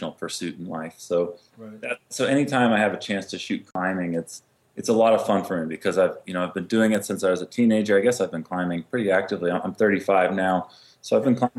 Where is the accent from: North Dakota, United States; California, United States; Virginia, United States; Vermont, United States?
Vermont, United States; moved away as an adult; also born or lived in Connecticut; now in Carbondale, United States; I grew up in Vermont and then Connecticut